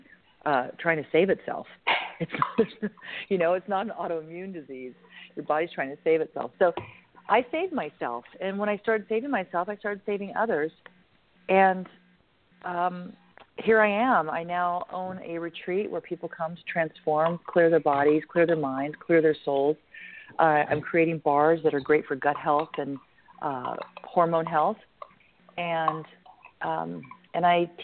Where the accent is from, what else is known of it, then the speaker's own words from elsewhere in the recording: California, United States; I'm from California. From California